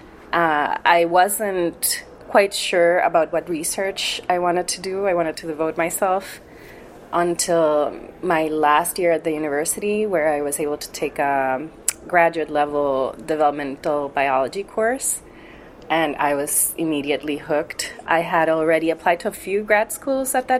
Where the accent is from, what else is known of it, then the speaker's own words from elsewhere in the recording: San Juan, Puerto Rico; I was born in Puerto Rico. I'm from the capital region, San Juan, Puerto Rico.